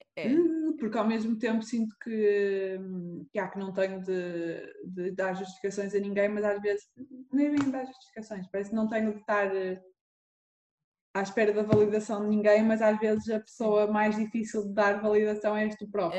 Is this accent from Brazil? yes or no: no; Porto, Norte, Portugal; moved away as an adult; also born or lived in Lisbon / Norway; sou aqui do Porto, nasci aqui no Porto